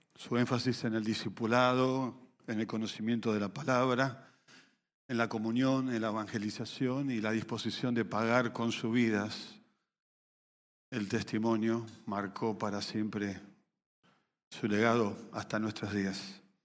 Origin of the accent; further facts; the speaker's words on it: Venezuela; moved away; Cerca de 7 millones de ellos somos venezolanos